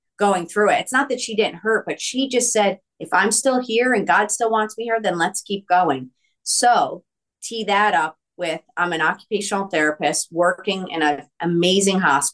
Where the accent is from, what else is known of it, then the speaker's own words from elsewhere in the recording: East Coast, United States; I'm Italian from the East Coast